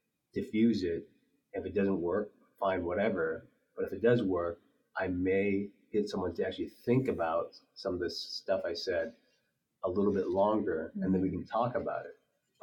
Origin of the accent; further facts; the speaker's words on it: Midwest, United States; growing up in the Midwest